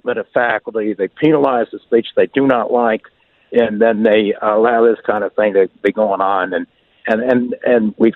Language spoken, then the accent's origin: English; Minnesota, United States; a Minnesotan